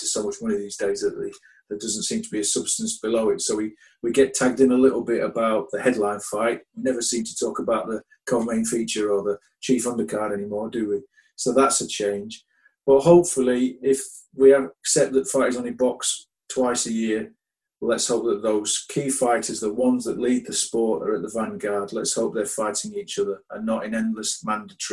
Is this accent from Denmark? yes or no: no; United Kingdom; as a Brit